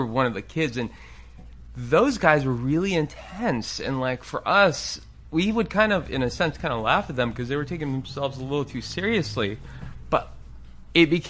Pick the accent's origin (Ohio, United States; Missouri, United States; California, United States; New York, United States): California, United States; Palos Verdes; also born or lived in Tehran, Iran; I grew up in the South Bay